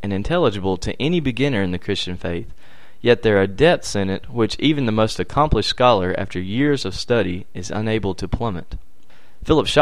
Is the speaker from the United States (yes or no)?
yes; Charlotte, North Carolina, United States; I'm from Charlotte, North Carolina